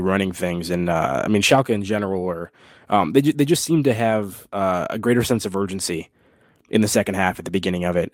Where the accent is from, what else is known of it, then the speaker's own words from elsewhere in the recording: United States; as an American